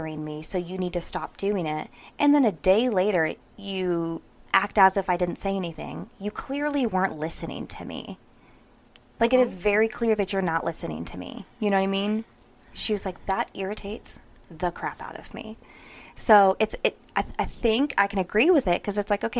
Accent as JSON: {"language": "English", "town": "Palmer", "region": "Alaska", "country": "United States", "said": "I am quite literally from Palmer, Alaska, and it's called the Valley."}